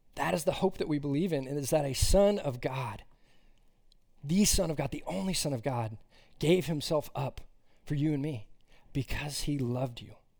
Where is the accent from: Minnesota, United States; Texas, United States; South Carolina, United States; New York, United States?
Texas, United States; Austin; moved away as an adult; now in Fort Worth, United States; I grew up in Austin, Texas, and then for college, migrated up here to Fort Worth